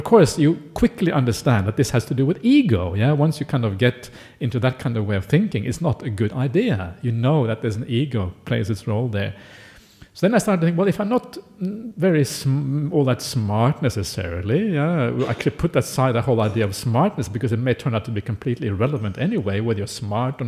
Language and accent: English; Norway; now in Australia; I grew up in Norway.